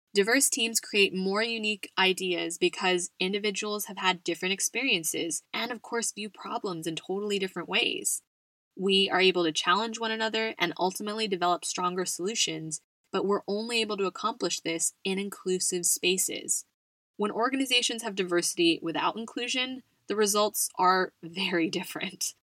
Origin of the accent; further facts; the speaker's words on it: United States; now in Spain; my home country of the US